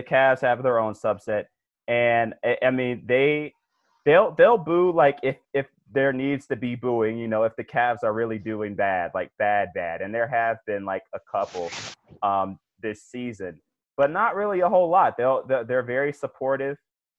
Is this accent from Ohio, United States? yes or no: yes; Cleveland, Ohio, United States; So Cleveland, I'm from Cleveland, so I'm a little biased in terms of how I see the fans.